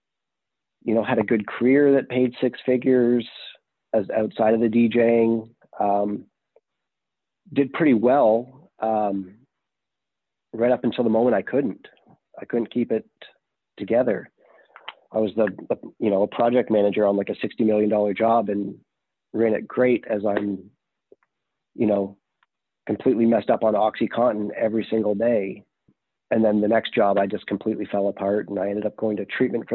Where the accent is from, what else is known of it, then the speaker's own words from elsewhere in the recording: Canada; now in Texas, United States; I am from Canada originally. I did get sober here in the U.S. in Texas.